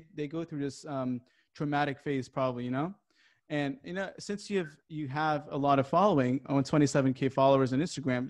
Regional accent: Japan; moved away as an adult; also born or lived in California; I wasn't raised in California. I was raised in Japan most of my life.

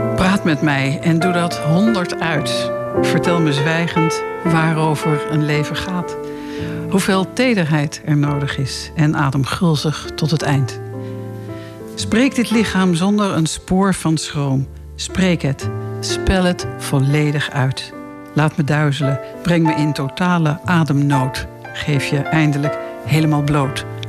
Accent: Laren, North Holland, Netherlands; ik kom ook uit Laren

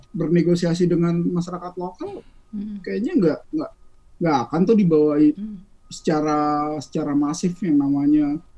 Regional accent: Papua, Indonesia; tapi jawabannya ya karena kita orang Papua

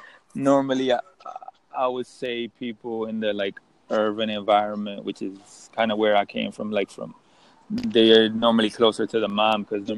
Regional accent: United States; from the U.S.

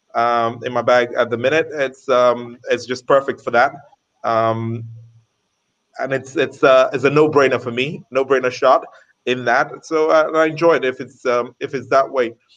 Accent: London, United Kingdom; now in Qatar; I was growing up in London

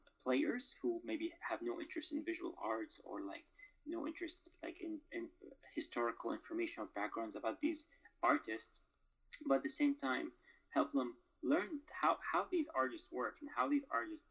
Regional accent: Doha, Qatar; moved away as an adult; also born or lived in Mosul, Iraq; We went to live in Qatar, in Doha, Qatar. And so I stayed there basically all my life. I grew up there

